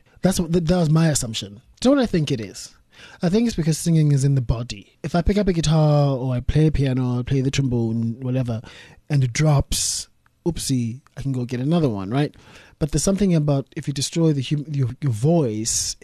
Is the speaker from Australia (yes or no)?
no; South Africa; moved away as an adult; now in United Kingdom; I'm a South African in Britain